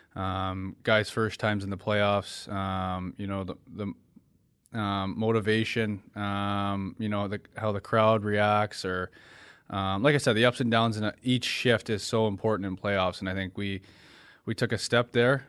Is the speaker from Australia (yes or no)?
no; Ontario, Canada; now in Florida, United States; I'm from Ontario